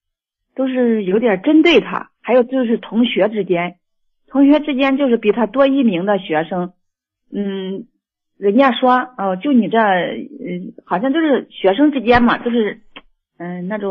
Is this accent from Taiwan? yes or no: no; Nanyang, Henan, China; 河南南阳的，我已经